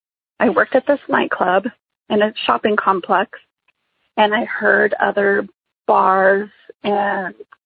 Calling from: New Mexico, United States; I am calling from New Mexico.

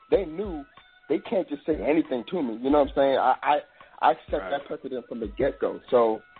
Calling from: Maryland, United States; I'm from Maryland.

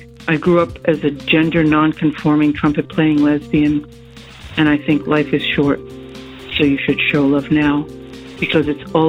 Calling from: New York City, New York, United States; I'm calling from New York City. I am Puerto Rican, poor.

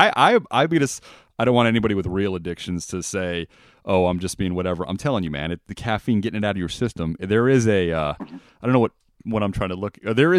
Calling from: Las Vegas, Nevada, United States; Yeah, I'm calling from Vegas, my friend.

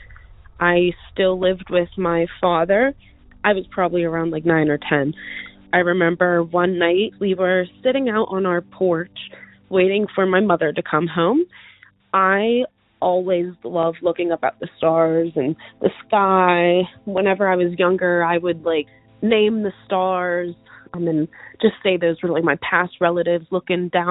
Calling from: Pittsburgh, Pennsylvania, United States; I'm calling from Pittsburgh, Pennsylvania

